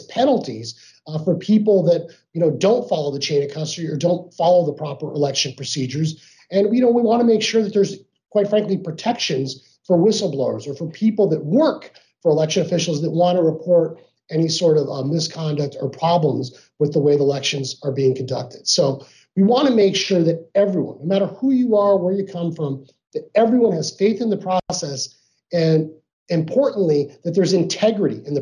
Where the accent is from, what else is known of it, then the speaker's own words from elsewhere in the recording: Arizona, United States; I grew up here in Arizona